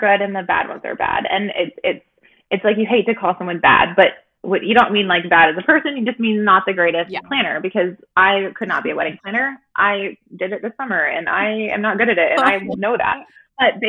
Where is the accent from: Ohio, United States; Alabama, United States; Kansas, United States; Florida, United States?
Kansas, United States; moved away as an adult; also born or lived in Vancouver area; now in Vancouver, Canada; I actually am from the States. I'm from Kansas